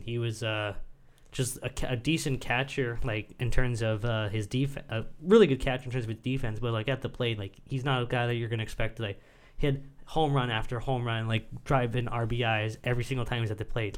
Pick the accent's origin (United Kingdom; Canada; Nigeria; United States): Canada; as a Canadian sportsman